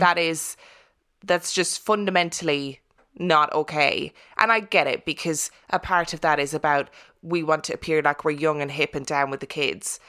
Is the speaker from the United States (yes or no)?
no; Ireland; I'm I'm Irish and I'm from Catholic Ireland